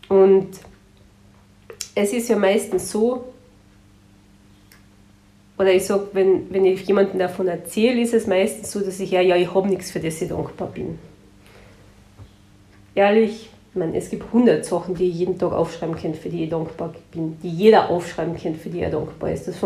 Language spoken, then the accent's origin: German; Carinthia, Austria; Bei uns in Kärnten heißt Tschentschen oder Sempern